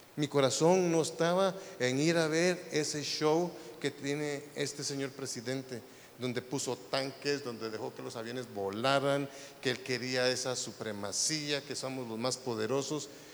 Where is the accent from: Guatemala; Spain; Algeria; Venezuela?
Guatemala; now in United States; yo no soy de Noruega, yo soy de Guatemala